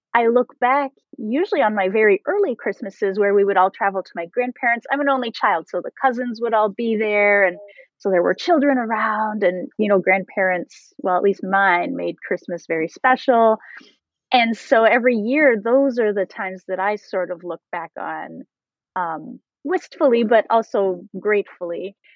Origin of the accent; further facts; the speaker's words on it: Canada; I'm French Canadian.